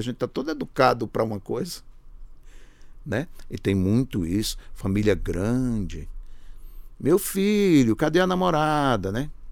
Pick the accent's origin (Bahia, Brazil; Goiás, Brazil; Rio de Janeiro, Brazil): Bahia, Brazil; Paulo Afonso; also born or lived in Sertânia, Pernambuco / Recife; now in São Paulo, Brazil; já morando em Paulo Afonso, não em Sertânia, eu saí de, Paulo, eu saí de Sertânia com três anos de idade